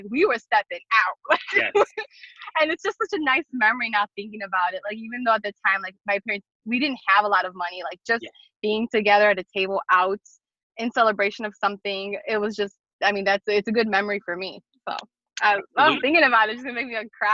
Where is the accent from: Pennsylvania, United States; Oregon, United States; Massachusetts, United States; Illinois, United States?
Illinois, United States; Chicago; I grew up on Kedzie and Wilson from Albany Park. I live on the south side now, but I was there for 32 years.